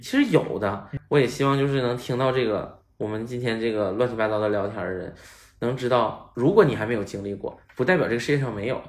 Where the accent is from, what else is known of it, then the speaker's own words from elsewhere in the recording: Northeast China, China; 我在东北长大